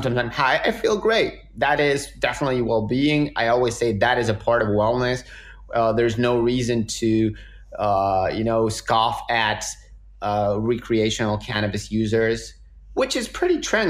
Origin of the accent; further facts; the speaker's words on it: Argentina; moved away; I'm this guy from Argentina